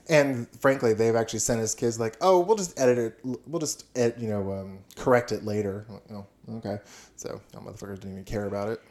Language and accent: English; Houston, Texas, United States; also born or lived in Austin, Texas; now in Huntsville, United States; I grew up in Houston and Austin